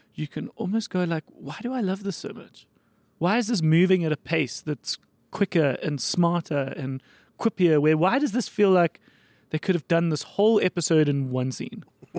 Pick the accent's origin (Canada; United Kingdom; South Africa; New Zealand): South Africa; as a South African